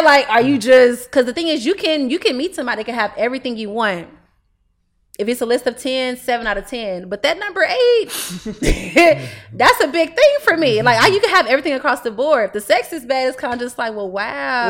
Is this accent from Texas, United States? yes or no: yes; Houston, Texas, United States; I'm twenty years old. I'm from Houston, Texas.